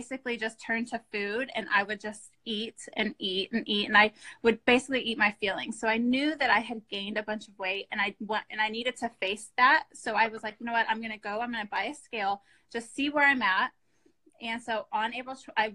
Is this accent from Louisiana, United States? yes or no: no; Austin, Texas, United States; here in Texas, where I'm from. I'm from Austin.